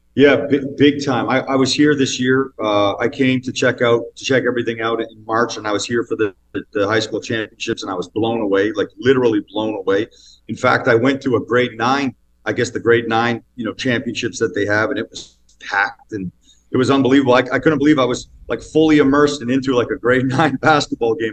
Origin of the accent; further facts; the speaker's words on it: Northern Ontario, Canada; I grew up in Northern Ontario